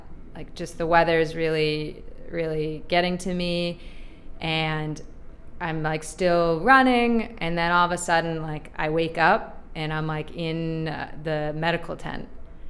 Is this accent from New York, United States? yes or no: no; Boston, Massachusetts, United States; because I'm from Boston.